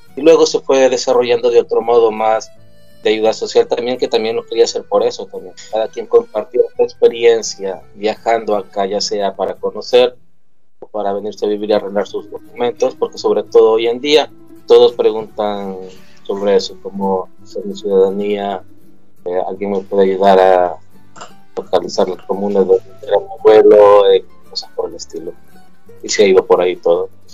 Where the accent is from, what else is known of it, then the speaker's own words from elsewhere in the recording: El Salvador; moved away as an adult; now in Sicily, Italy; yo soy del Salvador, de Centroamérica